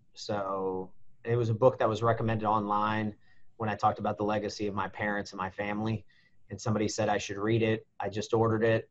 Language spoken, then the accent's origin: English; United States